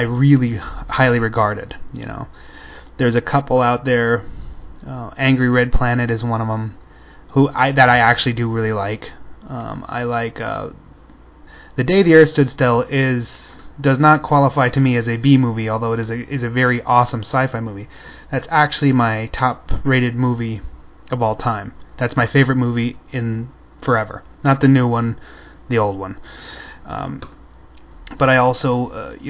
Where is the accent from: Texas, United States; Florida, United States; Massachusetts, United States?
Florida, United States; I'm from Florida